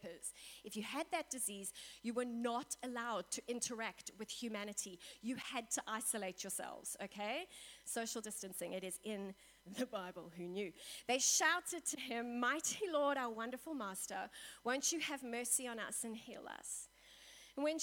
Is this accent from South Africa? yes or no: yes; South Africa; we in South Africa